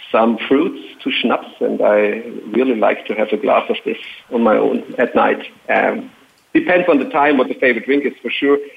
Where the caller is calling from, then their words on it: Baden-Württemberg, Germany; in real life, I'm located in the south of Germany, near Stuttgart.